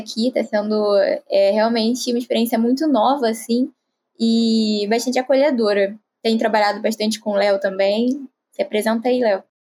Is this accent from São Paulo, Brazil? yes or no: no; Rio de Janeiro, Brazil; eu tenho 20 anos, sou aqui do Rio de Janeiro também